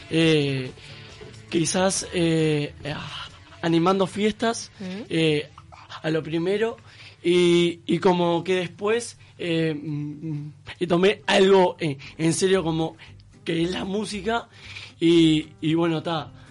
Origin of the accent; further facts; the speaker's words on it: Canelones, Uruguay; De Canelones, Uruguay.